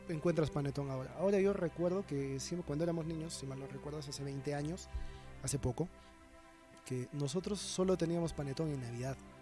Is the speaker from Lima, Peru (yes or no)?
no; Cusco, Peru; Soy peruano, me siento orgulloso de ser peruano, más que de ser inca.